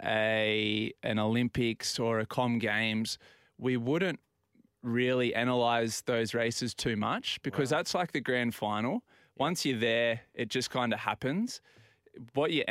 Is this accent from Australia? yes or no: yes; Australia; as an Australian